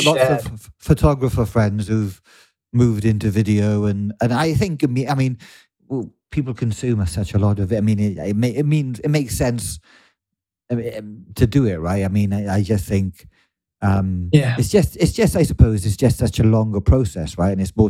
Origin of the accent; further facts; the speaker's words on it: Wales, United Kingdom; accent: Welsh; 20 years. I'm almost losing my Welsh accent.